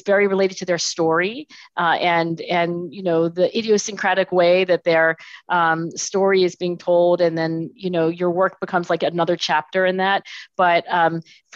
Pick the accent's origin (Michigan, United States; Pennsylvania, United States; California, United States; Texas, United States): Pennsylvania, United States; Philadelphia; I was born in Philadelphia, actually down the street. So I'm in Philadelphia today and I was born in Philadelphia.